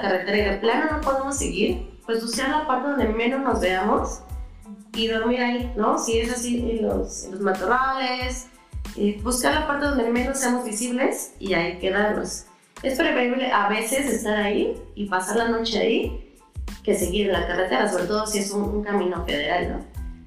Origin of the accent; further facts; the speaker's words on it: Puebla, Mexico; yo soy de Puebla, México, Puebla, Puebla, México